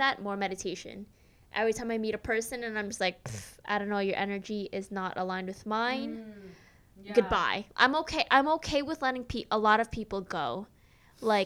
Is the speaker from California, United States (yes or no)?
no; New York, United States; I'm from New York